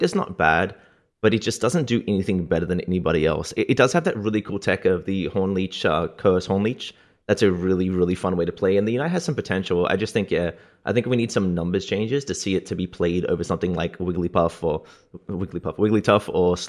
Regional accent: Australia; I am from Australia.

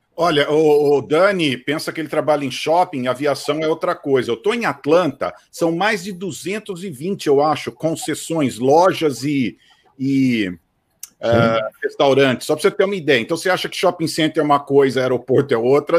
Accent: Campinas, São Paulo, Brazil; now in United States; eu sou de Campinas

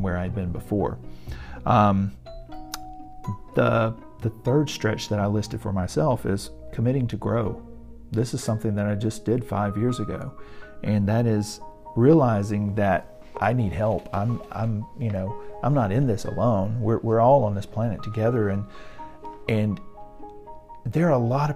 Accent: Alabama, United States; So I've lived in Alabama my entire life

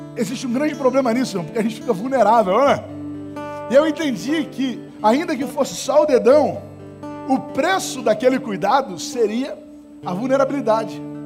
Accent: Estrela do Norte, Rio de Janeiro, Brazil; quando eu era moleque, eu morava na Estrela do Norte

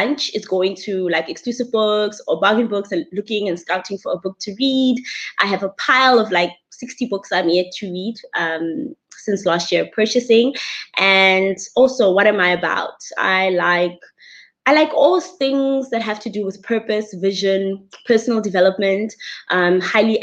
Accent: Bloemfontein, Free State, South Africa; I come from the humble but awesome place called Bloemfontein in the Free State. I am a Free State girl and actually also grew up on a farm

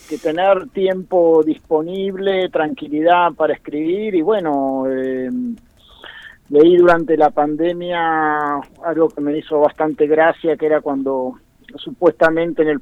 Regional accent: Bahía Blanca, Buenos Aires Province, Argentina; now in Buenos Aires, Argentina; siempre todos estos años, eh, desde que me fui de Bahía Blanca, vivo en Buenos Aires.

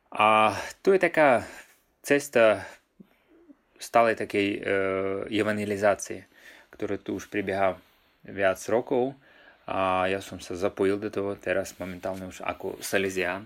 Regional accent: Sakha Republic, Russia; Slovak is a second language; pochádzam z Rúska, a pôsobím v Jakutskej republike

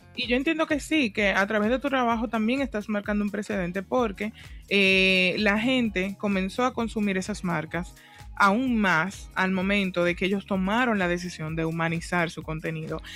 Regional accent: Dominican Republic; nuestra forma de comunicarnos en el día a día como dominicanos

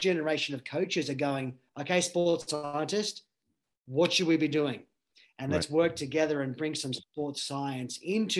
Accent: Australia

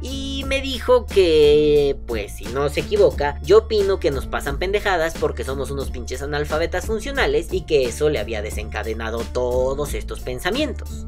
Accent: Mexico; nosotros como vapeadores mexicanos

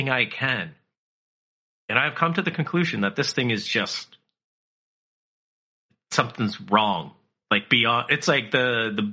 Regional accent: Canada; I'm Canadian

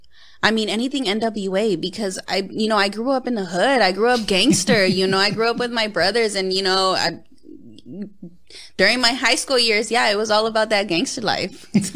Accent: West Coast, United States; Come on, I'm from the West Coast. I have to represent.

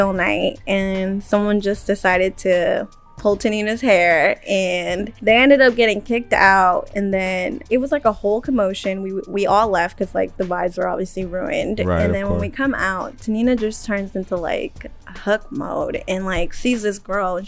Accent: the Bay Area, California, United States; moved away as an adult; also born or lived in Riverside, California; I actually grew up in the Bay. So I was like born and raised in the Bay

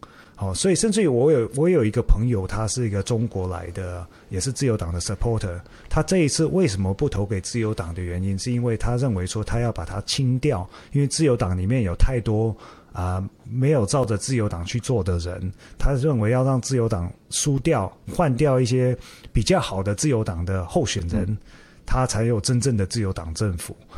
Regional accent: Taiwan; now in Australia; 连我我我也算华裔啊，但是我是台湾来的。

